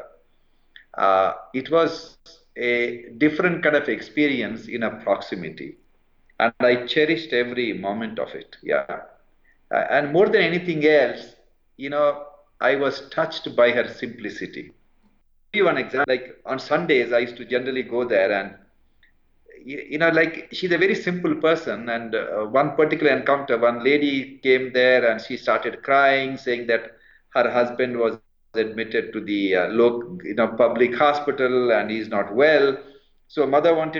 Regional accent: India; also born or lived in London, United Kingdom / Calcutta; I grew up in India and worked in the public hospitals of India

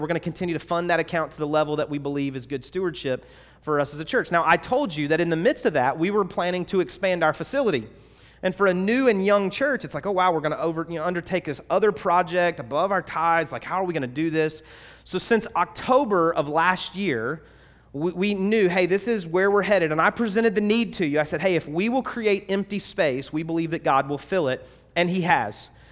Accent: North Carolina, United States; moved away; also born or lived in Georgia; maybe a North Carolinian, right? That's where I was born

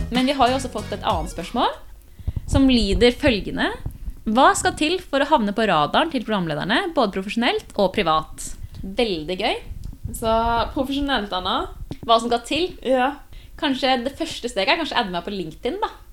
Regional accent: Kolbotn, Akershus, Norway; moved away as an adult; now in Trondheim, Norway; Kommer fra Kolbotn, Norges fineste sted, om jeg får si det selv.

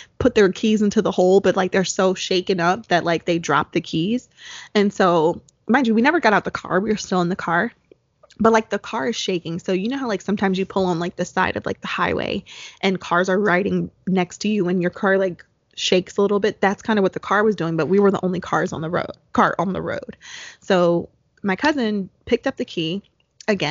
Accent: New Jersey, United States; because we're both from New Jersey

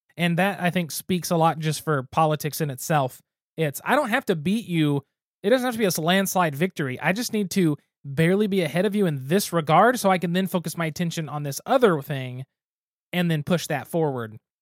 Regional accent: Geary, Oklahoma, United States; my hometown with my mom working in the school system

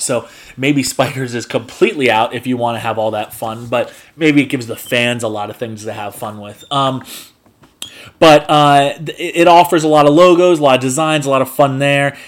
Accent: Spring Lake, New Jersey, United States; I'm born and raised in Spring Lake, New Jersey

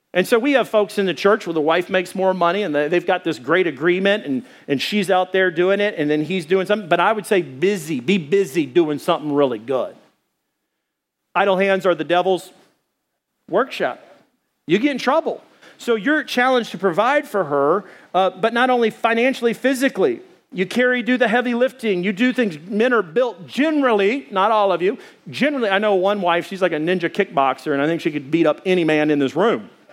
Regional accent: Arkansas, United States; I'm from Arkansas

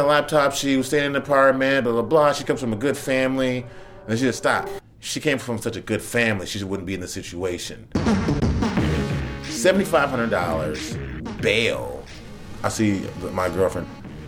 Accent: Chicago, Illinois, United States; now in New York City, United States; I'm not from New York. I'm from Chicago

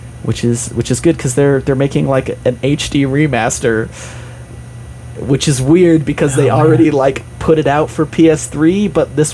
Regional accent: Utah, United States; I grew up in Utah

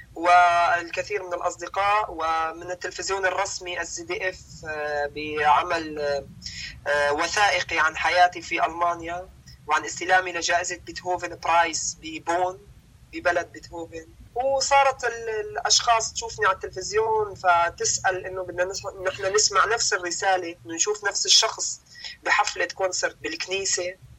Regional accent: Damascus, Damascus Governorate, Syria; moved away as an adult; also born or lived in Homs; انا ولدت في مخيم اليرموك تعلمت في مدارس الاونير

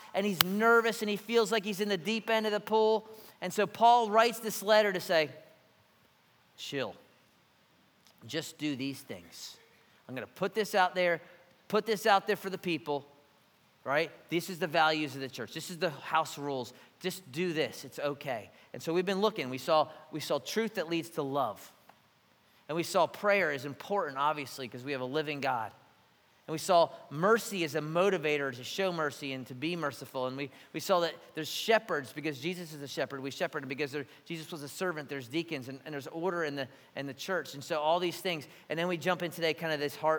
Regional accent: Philadelphia, Pennsylvania, United States; now in Savannah, United States; I'm from Philly

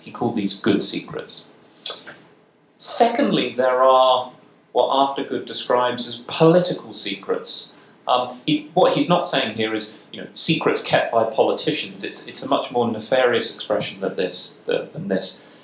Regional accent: United Kingdom; in the United Kingdom, uh, my, my, my home country

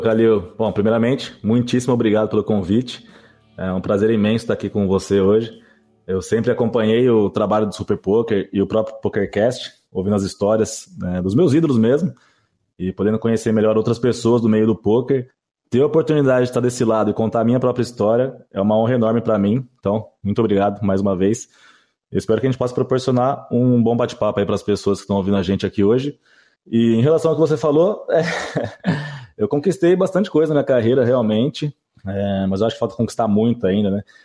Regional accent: Campinas, São Paulo, Brazil; now in Jaguariúna, Brazil; eu cresci e vivi a vida inteira em Campinas

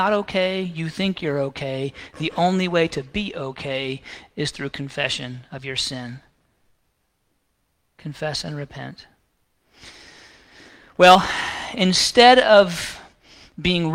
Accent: the South, United States; I grew up right here in the South, I mean, a mile down the road

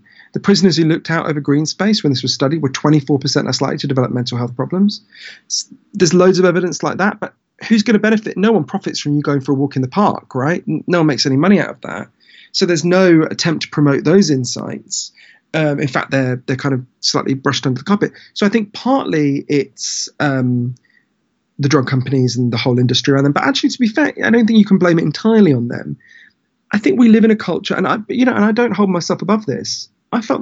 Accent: United Kingdom

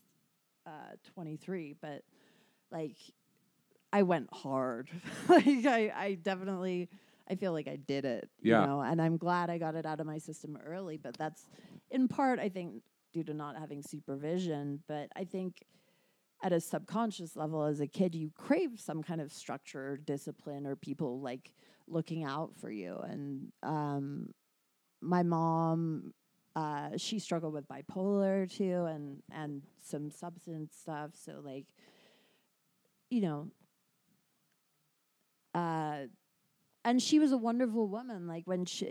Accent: United Kingdom; I'm British

